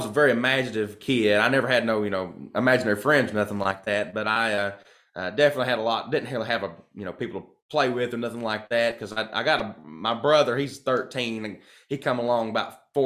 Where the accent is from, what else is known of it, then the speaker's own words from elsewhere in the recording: Kentucky, United States; I'm from Kentucky